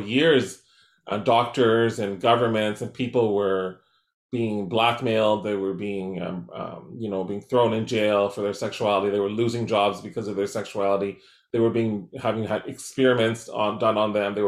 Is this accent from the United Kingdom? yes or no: no; Surrey, British Columbia, Canada; growing up in Surrey Newton, a working class area, a very racially divided town in Surrey